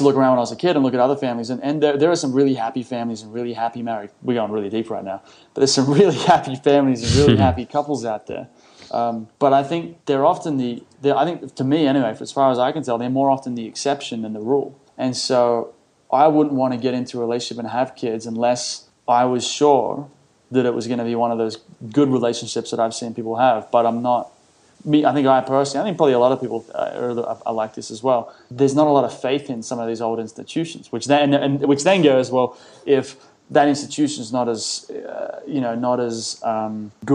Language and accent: English; Sydney, New South Wales, Australia; I grew up in Sydney, went to a selective school, a smart school